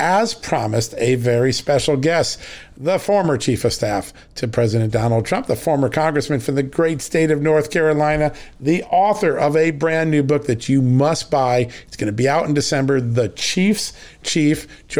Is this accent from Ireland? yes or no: yes; Ireland; You're making me blush as an Irishman, which is hard to do.